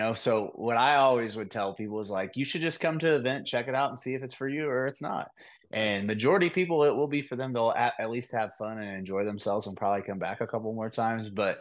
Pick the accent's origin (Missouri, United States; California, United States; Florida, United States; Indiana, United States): Indiana, United States; Shelbyville; I'm from Shelbyville, Indiana, so like 40 minutes east